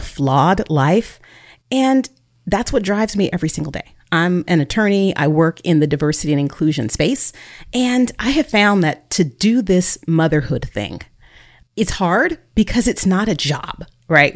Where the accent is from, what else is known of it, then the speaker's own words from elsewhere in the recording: Bay Area, California, United States; also born or lived in North Texas; now in Texas, United States; I was born and raised in the Bay Area